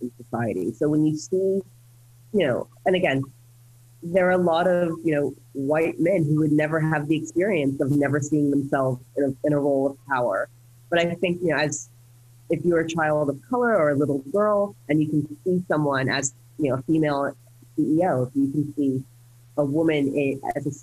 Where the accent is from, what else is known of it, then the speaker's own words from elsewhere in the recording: United States; I'm an American citizen, I grew up in the US